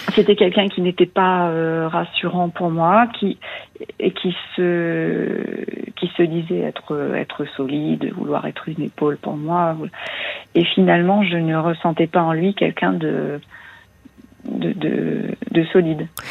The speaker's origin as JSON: {"language": "French", "region": "eastern France", "country": "France", "tie": "born or raised there", "also_born_or_lived": "Paris region", "moved": "as an adult", "lives_now": "Lyon region, France", "said": "je suis restée dans ma région d'origine, euh, dans l'Est de la France, pendant 25 ans, et puis 25 ans ici"}